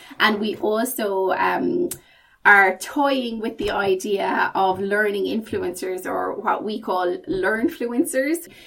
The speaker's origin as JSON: {"language": "English", "country": "Ireland", "accent": "Irish", "moved": "as an adult", "lives_now": "United Kingdom", "said": "Then I made the move from Ireland to the UK. Obviously, I haven't lost my accent. Very strong Irish accent"}